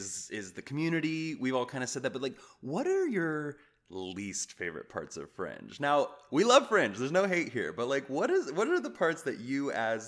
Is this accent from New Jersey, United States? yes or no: no; Kansas, United States; moved away; I grew up in Kansas